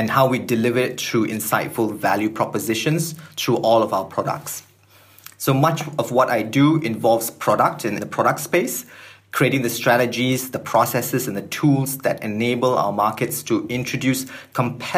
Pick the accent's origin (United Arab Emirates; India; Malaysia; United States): Malaysia; So I'm born and bred in Malaysia